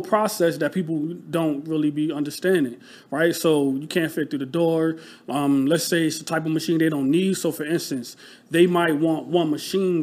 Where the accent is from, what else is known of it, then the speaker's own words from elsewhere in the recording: Rochester, New York, United States; moved away as an adult; now in Philadelphia, United States; I'm from Rochester, New York. So upstate, um, New York, like a small city